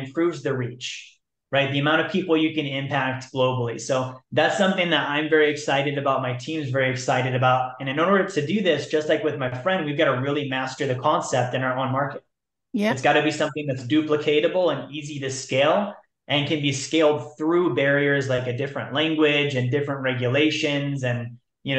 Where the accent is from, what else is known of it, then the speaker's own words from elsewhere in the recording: Alaska, United States; I'm from Alaska.